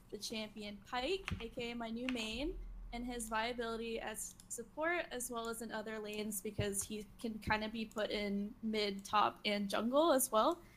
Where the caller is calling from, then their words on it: Austin, Texas, United States; I'm from Austin, Texas.